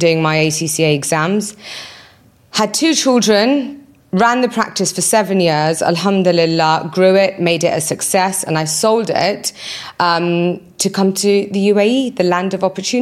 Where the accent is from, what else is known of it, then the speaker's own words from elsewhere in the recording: United Kingdom; moved away as an adult; also born or lived in Birmingham; now in United Arab Emirates; I was born and raised in the UK